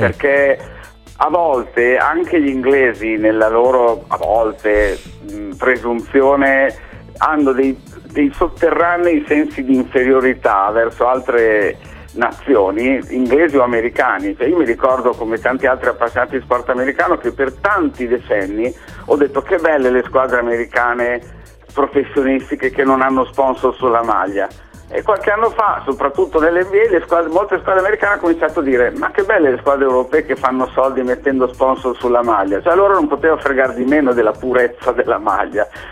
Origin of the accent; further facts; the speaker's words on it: Bologna, Emilia-Romagna, Italy; io abitando a Bologna, non sono mai stato tipo di Bologna, ma sono cresciuto a Bologna